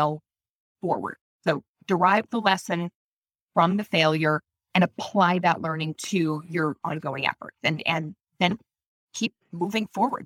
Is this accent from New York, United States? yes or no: no; Maine, United States; in my hometown, which is a small town in you know, Maine